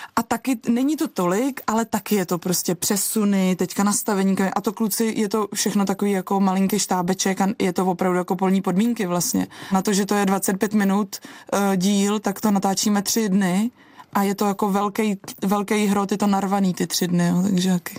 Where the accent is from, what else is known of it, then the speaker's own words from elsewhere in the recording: Czechia; now in Prague, Czech Republic; u nás doma v Krkonoších